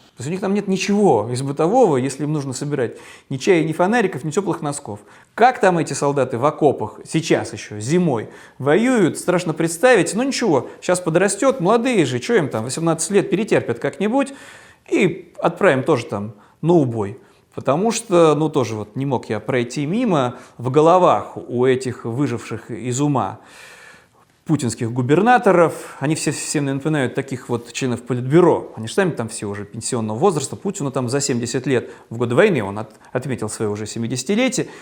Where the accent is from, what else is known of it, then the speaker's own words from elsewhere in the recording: Saint Petersburg, Russia; в моем родном городе